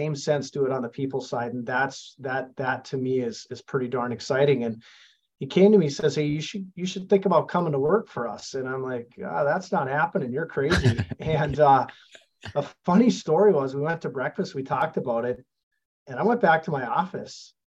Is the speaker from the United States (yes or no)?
yes; Thief River Falls, Minnesota, United States; at this really big company in my hometown. And honestly, working at DigiKey, we're 5,100 employees